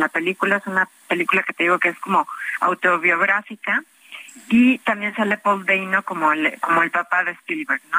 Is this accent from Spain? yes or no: no; Mexico; somos cuatro mexicanos